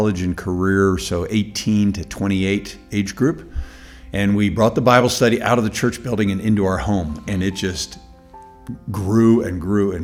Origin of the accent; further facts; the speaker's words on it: United States; As an American